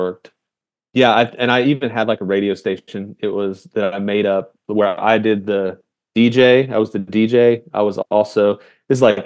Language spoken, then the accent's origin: English; Indiana, United States; I grew up in Indiana